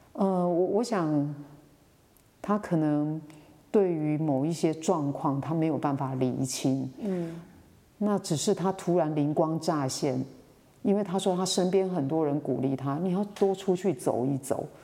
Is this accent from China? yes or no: no; Xinwu, Taoyuan, Taiwan; moved away as an adult; also born or lived in Miaoli, Taiwan; now in Toufen, Miaoli, Taiwan; 我来自于桃园的一个乡下地方叫嗯新屋